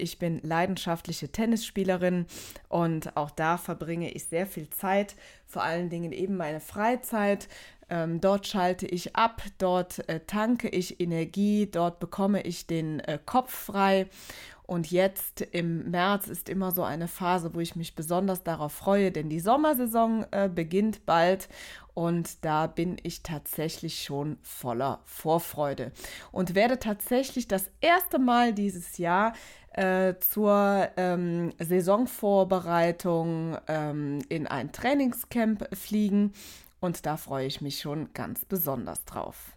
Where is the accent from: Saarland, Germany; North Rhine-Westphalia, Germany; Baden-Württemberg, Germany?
North Rhine-Westphalia, Germany; Aachen; Ich komme aus Aachen